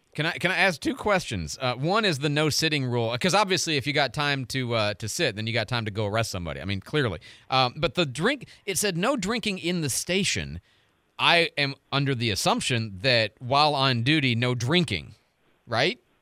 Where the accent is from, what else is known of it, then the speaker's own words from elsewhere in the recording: Midwest, United States; now in Pensacola, United States; I grew up in the Midwest.